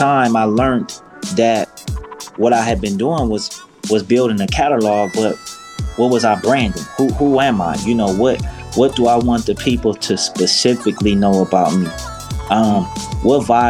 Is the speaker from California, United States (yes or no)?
yes; Los Angeles, California, United States; being a South Central native